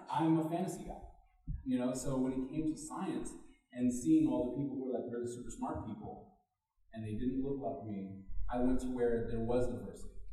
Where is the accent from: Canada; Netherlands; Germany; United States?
Germany; moved away; I grew up in Germany